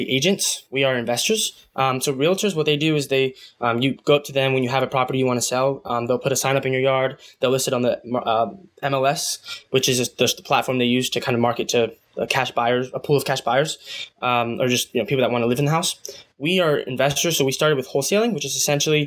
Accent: United States; also born or lived in Guatemala (mother's origin); I'm first generation. So I just kind of looked at all the opportunities I have here

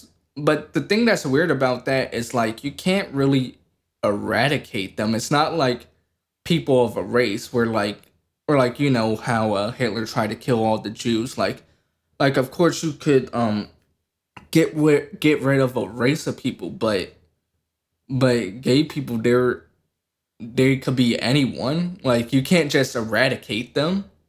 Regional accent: United States; You can't fault me for being American.

